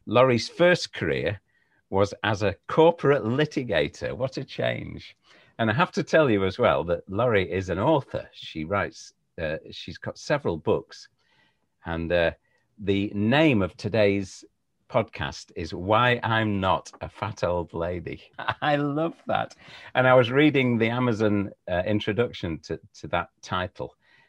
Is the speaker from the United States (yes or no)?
no; the north of England, United Kingdom; Lovely, as we say in the north.